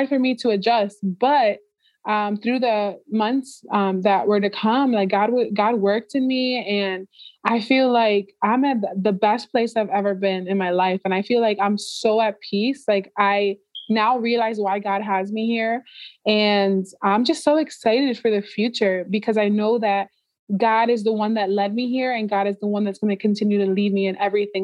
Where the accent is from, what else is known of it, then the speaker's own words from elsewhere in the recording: Florida, United States; moved away as an adult; now in Georgia, United States; I moved from Florida, my home, where I basically grew up in, since I was 13 years old